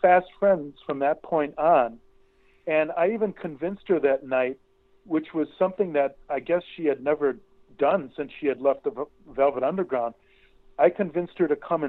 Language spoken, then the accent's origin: English; Racine, Wisconsin, United States; when I was a kid growing up in Racine, Wisconsin